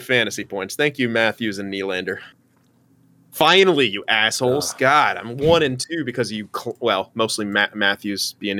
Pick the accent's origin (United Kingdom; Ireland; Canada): Canada; As a Toronto Maple Leafs fan, especially as a Canadian, I don't believe you.